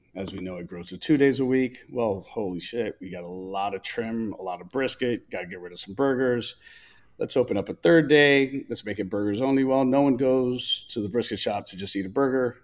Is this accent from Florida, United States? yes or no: yes; Tampa, Florida, United States; also born or lived in Chicago, Illinois; I was born in Chicago, first American born of our family. Born in Chicago and migrated from Chicago to Tampa, Florida